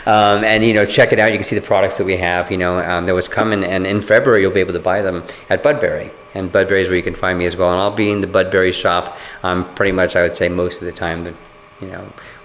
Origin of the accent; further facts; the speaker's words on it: Japan; born there; Yeah, I was born in Japan, by the way.